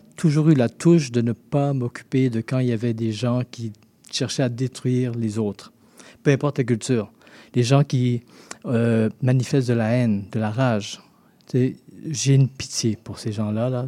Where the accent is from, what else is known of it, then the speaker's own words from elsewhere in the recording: Haiti; now in Montreal, Canada; mes deux parents sont haïtiens, mais je suis né en Haïti